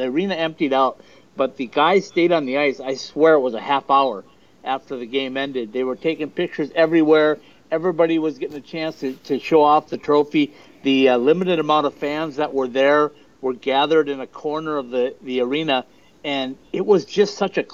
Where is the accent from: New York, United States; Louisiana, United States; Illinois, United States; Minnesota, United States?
Minnesota, United States; being a Minnesotan